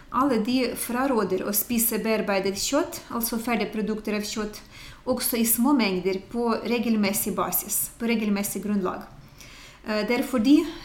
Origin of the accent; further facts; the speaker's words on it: Ukraine; now in Norway; jeg kommer fra Ukraina, det er eh, Øst-Europa